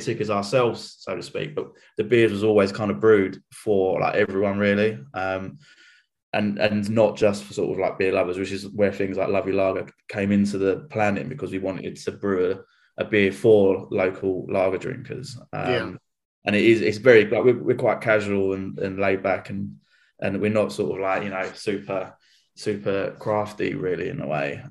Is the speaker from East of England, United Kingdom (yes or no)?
yes; Chelmsford, East of England, United Kingdom; I'm from Chelmsford, so which is north Essex